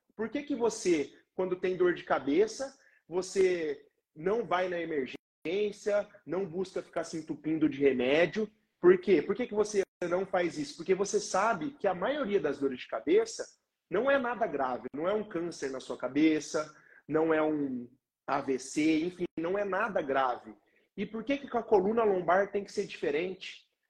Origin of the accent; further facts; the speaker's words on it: Londrina, Paraná, Brazil; sou aqui de Londrina, no Paraná